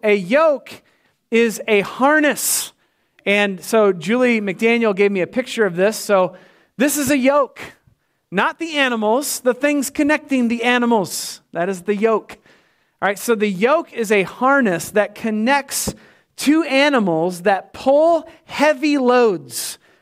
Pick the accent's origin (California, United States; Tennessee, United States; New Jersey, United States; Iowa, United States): Iowa, United States; Winterset; moved away; I know my folks are down there. It's my hometown.